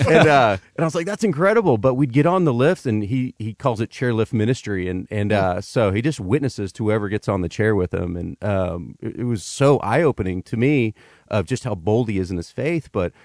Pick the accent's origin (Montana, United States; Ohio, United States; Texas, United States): Texas, United States; I'm born and raised in Texas